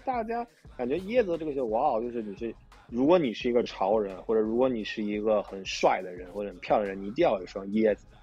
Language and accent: Chinese; Tianjin, China; 我老家天津的嘛